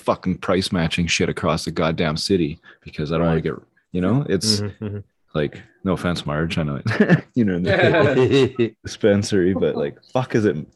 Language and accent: English; Canada; where I'm located, as a Canadian